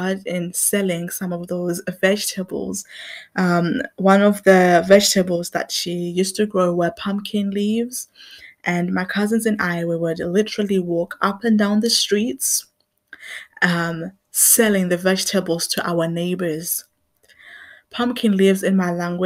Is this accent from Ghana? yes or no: no; Zimbabwe; now in England; I grew up in Zimbabwe